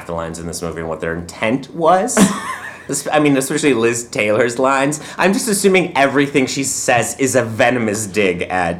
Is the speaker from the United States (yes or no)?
no; Poland; Now, I'm from Poland